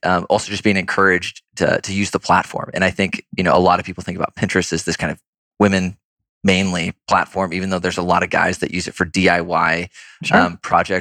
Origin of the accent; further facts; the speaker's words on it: Seattle, Washington, United States; moved away; I grew up in Seattle